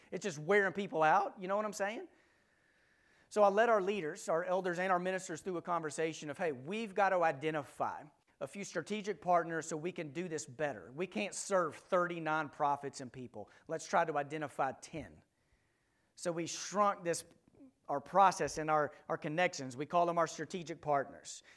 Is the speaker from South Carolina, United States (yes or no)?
no; Texas, United States; now in Memphis, United States; we grew up in Texas, we now live in Memphis.